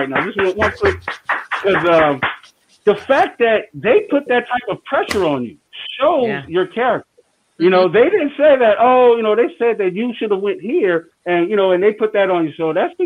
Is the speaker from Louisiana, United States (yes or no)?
yes; New Orleans, Louisiana, United States; I'm from New Orleans